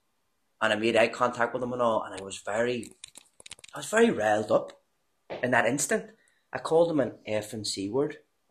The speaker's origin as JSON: {"language": "English", "town": "Belfast", "region": "Northern Ireland", "country": "United Kingdom", "accent": "Belfast", "said": "I went very strong Belfast."}